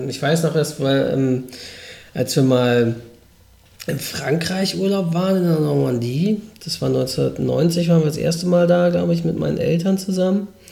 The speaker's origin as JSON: {"language": "German", "town": "Norderstedt", "region": "Schleswig-Holstein", "country": "Germany", "tie": "born or raised there", "said": "von Norderstedt aus. Das ist in der Nähe von Hamburg, gehört aber zu Schleswig-Holstein, was quasi meine Heimatstadt ist"}